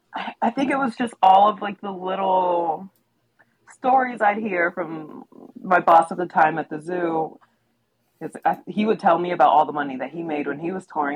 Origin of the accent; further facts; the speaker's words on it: Middletown, Ohio, United States; I'm in Middletown, Ohio, which is my hometown, oh, cool. where I was raised